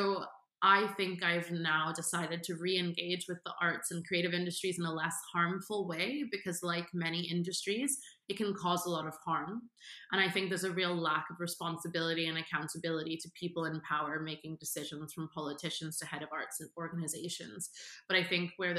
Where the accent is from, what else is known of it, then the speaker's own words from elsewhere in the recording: Washington, District of Columbia, United States; moved away; growing up in Washington, D.C., which is such a politicized city